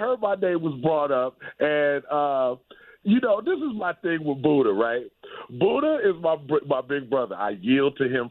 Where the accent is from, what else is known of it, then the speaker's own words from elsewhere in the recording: New York, United States; Look, I'm from New York, man.